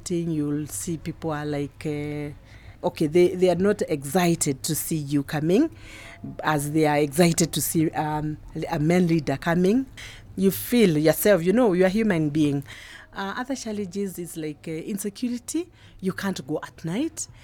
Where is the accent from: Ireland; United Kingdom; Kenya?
Kenya; Laikipia County; I come from Laikipia County